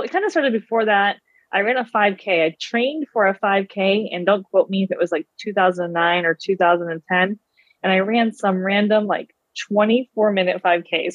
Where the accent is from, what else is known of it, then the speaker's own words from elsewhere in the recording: Pittsburgh, Pennsylvania, United States; I grew up in the Pittsburgh, Pennsylvania area